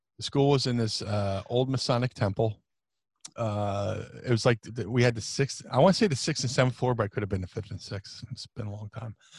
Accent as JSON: {"language": "English", "town": "Atlantic City", "region": "New Jersey", "country": "United States", "tie": "born or raised there", "also_born_or_lived": "Philadelphia / Ohio", "said": "I grew up in Atlantic City, it's very diverse"}